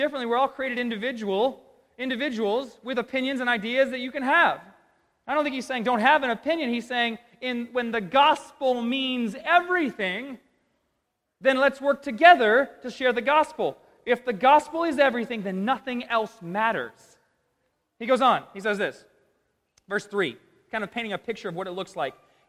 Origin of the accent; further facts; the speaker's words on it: United States; I'm an American